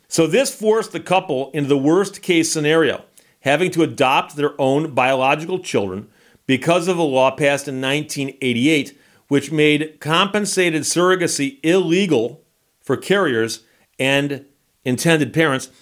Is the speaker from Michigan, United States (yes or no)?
yes; Michigan, United States; my home state of Michigan.